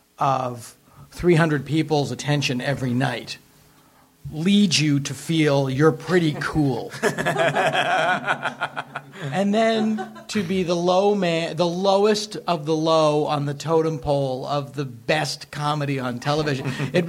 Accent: Boston, Massachusetts, United States; also born or lived in San Francisco; now in Los Angeles, United States; And I had lived in San Francisco. I'm originally from Boston.

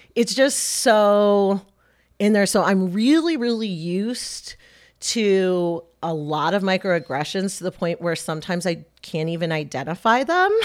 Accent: Michigan, United States; now in Lancaster County, United States; Lancaster County isn't that different from where I grew up in Michigan

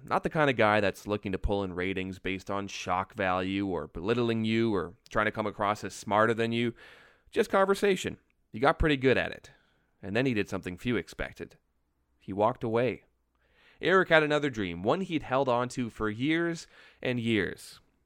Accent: Waterloo Region, Ontario, Canada; my hometown of Waterloo Region

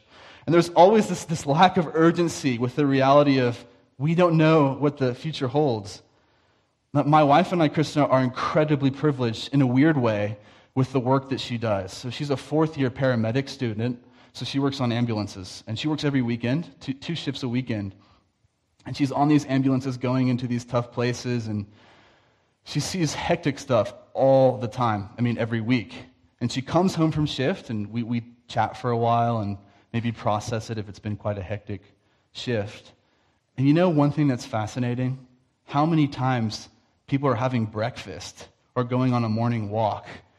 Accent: the Bible Belt, United States; moved away; I'm from the Bible Belt in the States, so it's a lot of like nominal Christians

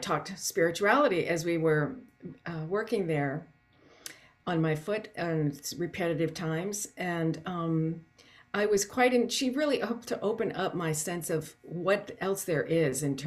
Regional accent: Canton, Ohio, United States; when I was a child growing up in Canton, Ohio

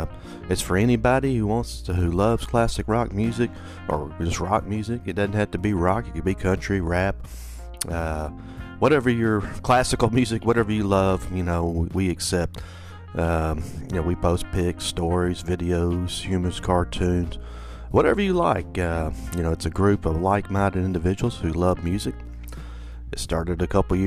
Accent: the American South, United States; growing up in the American South

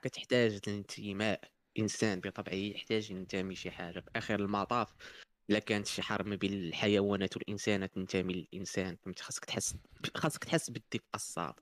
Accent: Morocco; عندنا في المغرب

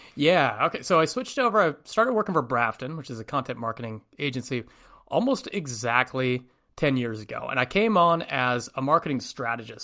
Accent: north of San Francisco, Northern California, United States; moved away; Born, born and raised in Northern California, just north of San Francisco, about an hour, hour and a half

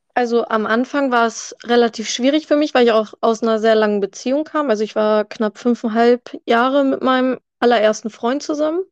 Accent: near Hanover, Lower Saxony, Germany; ich komme aus der Nähe von Hannover

